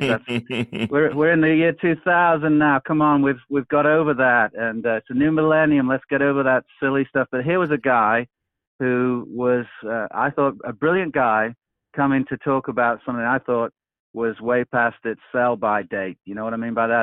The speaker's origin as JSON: {"language": "English", "region": "England", "country": "United Kingdom", "moved": "yes", "lives_now": "Peoria, United States", "said": "I'm originally from England and live now in the United States"}